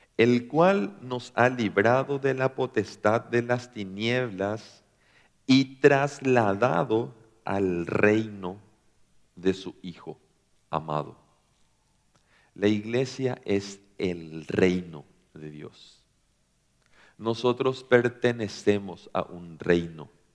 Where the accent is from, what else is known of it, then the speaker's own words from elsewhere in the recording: Paraguay; somos de Paraguay